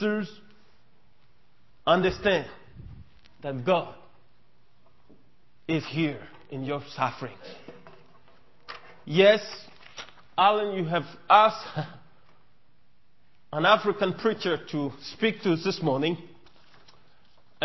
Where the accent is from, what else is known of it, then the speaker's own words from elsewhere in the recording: Mali; first language Mienka; English is a second language; On behalf of Malian people